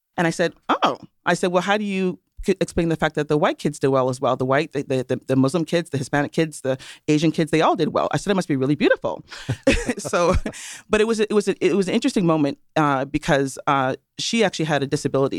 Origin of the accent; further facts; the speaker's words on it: Toronto, Ontario, Canada; accent: Canadian and Caribbean mix; also born or lived in Trinidad and Tobago; now in United States; I was born in Toronto. However, my parents are from Trinidad and Tobago.